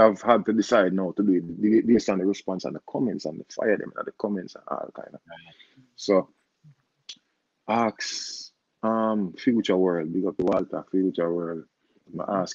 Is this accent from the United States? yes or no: no; Jamaica; I'm a Jamaican artist